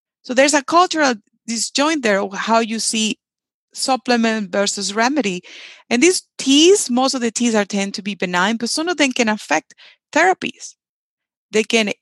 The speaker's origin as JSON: {"language": "English", "country": "Venezuela", "moved": "yes", "lives_now": "United States", "said": "So I'm South American, but I'm Venezuelan. I'm from Venezuela."}